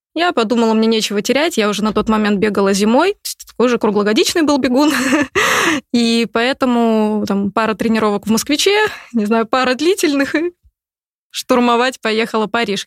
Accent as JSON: {"language": "Russian", "town": "Novokuznetsk", "region": "Kemerovo Oblast", "country": "Russia", "moved": "yes", "lives_now": "Moscow, Russia", "said": "Я же из Сибири. Девчонка из Сибири."}